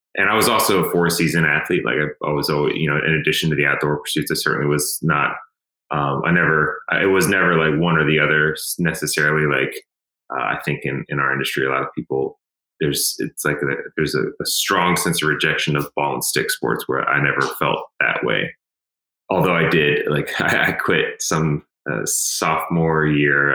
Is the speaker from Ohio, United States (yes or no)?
no; Emmitsburg, Maryland, United States; I grew up in Western Maryland, so um, I, you know, like I, I grew up in a really, really pretty area. Emmitsburg, Maryland